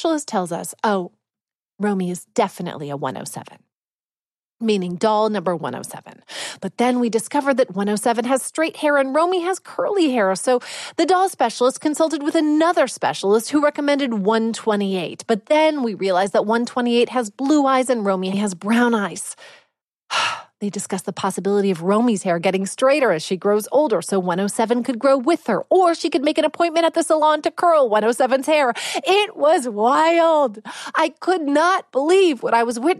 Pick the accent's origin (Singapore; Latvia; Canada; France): Canada; I'm too Canadian